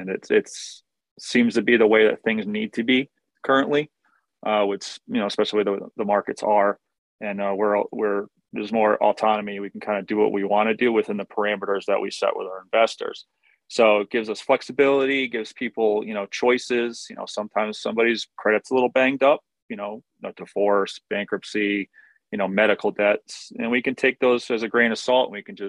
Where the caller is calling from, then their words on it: Connecticut, United States; I'm in Connecticut. I'm getting the same storm as you are, except mine's all ice.